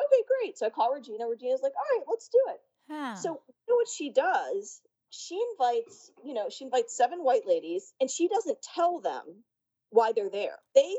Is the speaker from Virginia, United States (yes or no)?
yes; Richmond, Virginia, United States; I was, you know, born and raised in Richmond, Virginia, the capital of the Confederacy. There were no Indians. There were no Asians. It was black people and white people.